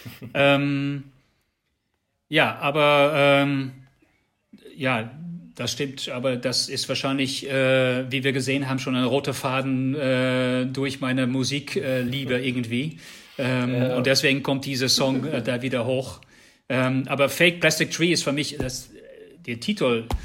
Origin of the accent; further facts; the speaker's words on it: Netherlands; German is a second language; now in Germany; ich, bin Niederländer